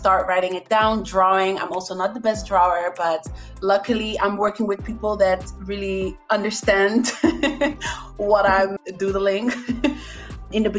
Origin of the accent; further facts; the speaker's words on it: Netherlands; moved away as an adult; now in Barcelona, Spain; I'm from the Netherlands, but I am living in Barcelona, Spain for 5 years.